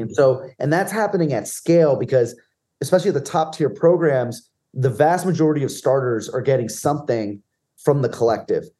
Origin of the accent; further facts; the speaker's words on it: New Jersey, United States; I grew up in middle of nowhere, New Jersey, and ninety-five percent of my peers were Giant fans